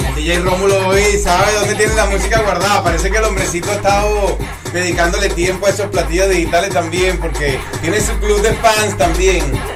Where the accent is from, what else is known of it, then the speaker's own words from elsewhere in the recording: Puerto La Cruz, Anzoátegui, Venezuela; now in Florida, United States; mi tierra natal, Venezuela. Eh, Puerto La Cruz, Lechería